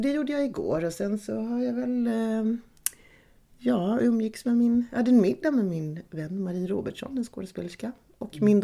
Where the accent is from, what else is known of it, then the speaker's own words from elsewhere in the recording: Malmö, Skåne, Sweden; born there; Malmö. Så det var lite sådär knyta upp säcken för mig. Komma hem eh, eh, så. Och få återupptäcka min födelsestad.